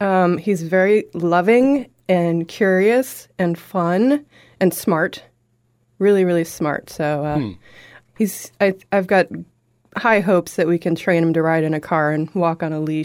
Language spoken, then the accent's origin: English; Milford, Massachusetts, United States; I grew up in Milford, which is just between Boston and Worcester.